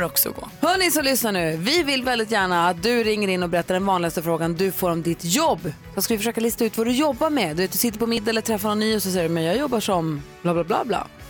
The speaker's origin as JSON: {"language": "Swedish", "town": "Luleå", "region": "Norrbotten County", "country": "Sweden", "tie": "born or raised there", "also_born_or_lived": "Falun", "said": "tillbaka till Luleå där vi växte upp"}